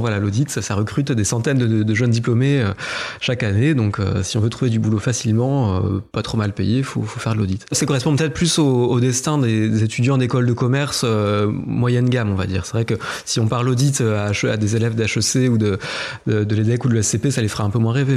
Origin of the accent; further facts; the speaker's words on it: Épinal, Grand Est, France; je suis né à Épinal, à 300 mètres de là où j'habite aujourd'hui. J'ai grandi aussi dans, à peu près le même rayon